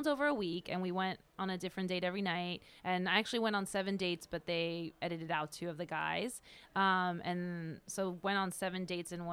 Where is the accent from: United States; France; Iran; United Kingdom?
France; my parents are originally from India, but I wasn't born there. I was born in France.